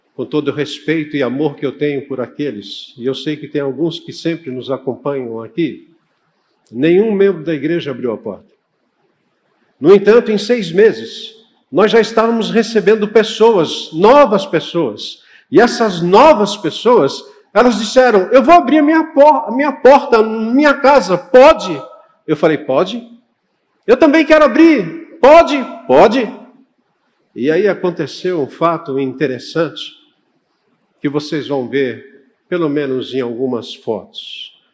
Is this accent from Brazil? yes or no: yes; São Paulo, Brazil; eu sou paulistano da gema.